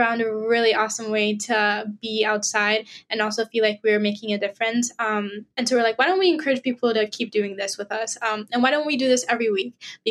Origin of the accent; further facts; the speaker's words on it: Israel; also born or lived in Nigeria; and I'm a Nigerian Israeli environmental activist